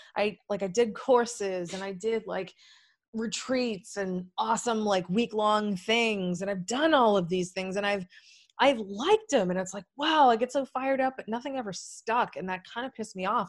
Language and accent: English; New England, United States; moved away as an adult; now in Maui, United States; I'm a really cynical, pragmatic New Englander